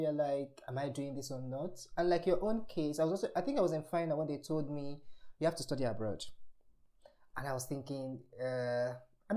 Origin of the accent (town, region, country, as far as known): Nigeria; moved away as an adult; now in Germany